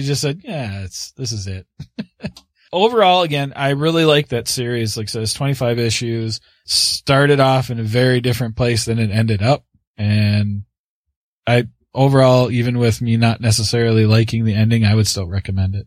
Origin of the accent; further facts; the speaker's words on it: Canada; I'm the Canadian.